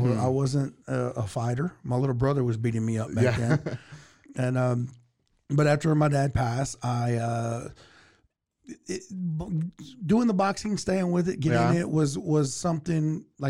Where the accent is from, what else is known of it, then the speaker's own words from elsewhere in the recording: Waco, Texas, United States; I was born and raised here in Waco. I started boxing at the Waco Boxing Club when I was 6 years old.